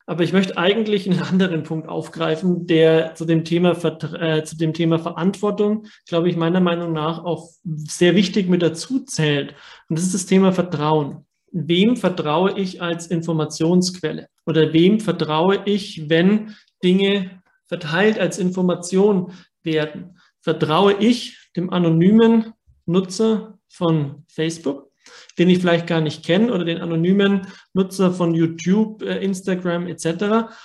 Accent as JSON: {"language": "German", "country": "Germany", "said": "bei uns in Deutschland"}